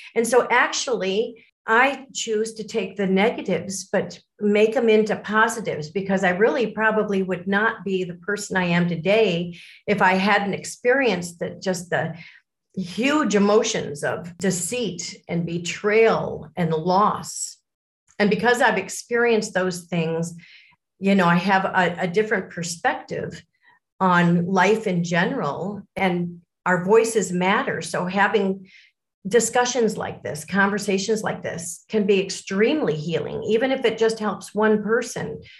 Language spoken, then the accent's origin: English; Lake Forest, Illinois, United States; also born or lived in Miami, Florida; i was born in Miami, Florida, and it wasn't too long after that our family moved to Lake Forest, Illinois, so a North Shore suburb of Chicago. And that's where I grew up.